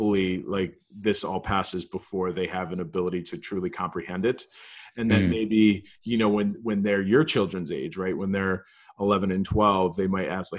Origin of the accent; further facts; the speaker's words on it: Southwest Connecticut, United States; moved away as an adult; now in Buffalo, United States; where I grew up in Southwest Connecticut